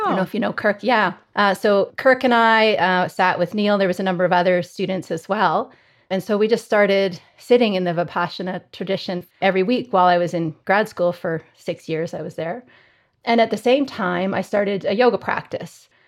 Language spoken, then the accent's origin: English; Calgary, Alberta, Canada; I grew up in Calgary in Canada, so I'm, I'm a Canadian and have spent my whole career here.